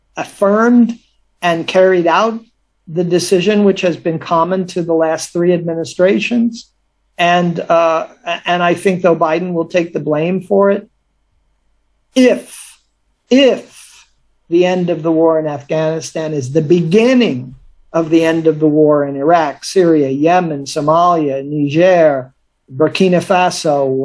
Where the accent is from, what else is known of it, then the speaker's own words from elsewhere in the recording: United States; as an American